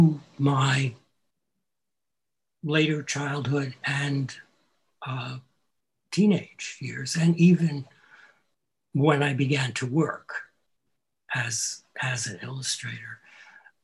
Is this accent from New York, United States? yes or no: yes; Monticello, New York, United States; I grew up in the lower Catskill Mountains, the horse circuit. Monticello.